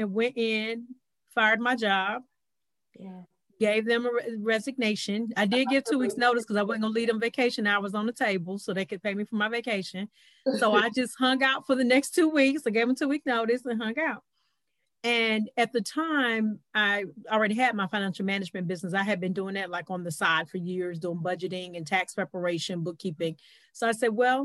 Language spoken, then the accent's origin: English; North Carolina, United States; now in Atlanta, United States; I'm originally from North Carolina